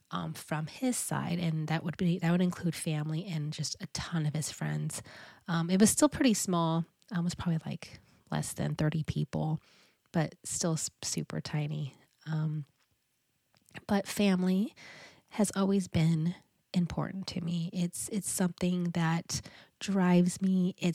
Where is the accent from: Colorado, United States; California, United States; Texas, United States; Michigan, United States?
California, United States; now in Pacific Northwest, United States; we got married up in the Pacific Northwest, because this is where we reside. And we are both originally from Southern California.